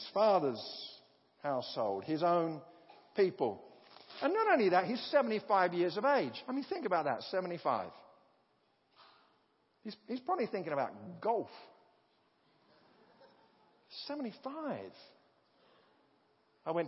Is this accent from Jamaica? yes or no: no; United Kingdom; as a British person